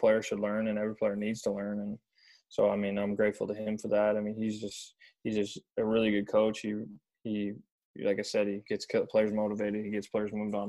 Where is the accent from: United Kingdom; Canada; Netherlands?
Canada; Nanaimo, British Columbia; born or raised there; moved away as an adult; also born or lived in Vauxhall, Alberta